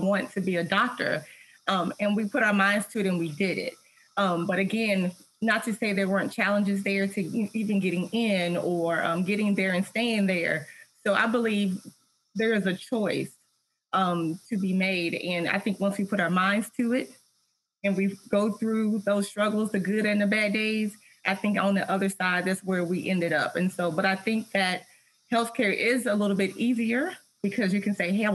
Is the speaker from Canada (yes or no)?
no; Tennessee, United States; I'm from Tennessee